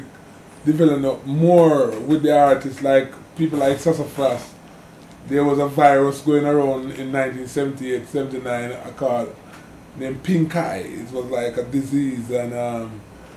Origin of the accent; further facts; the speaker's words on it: Kingston, Jamaica; I was born in Kingston, actually, Kingston Hospital in City Kingston of Jamaica. You know, growing up with my father was a very poor man, he used to sell food around town